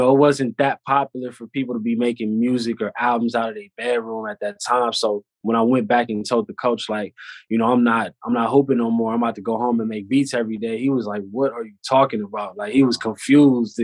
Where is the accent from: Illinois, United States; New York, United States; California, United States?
California, United States; It was solid growing up out here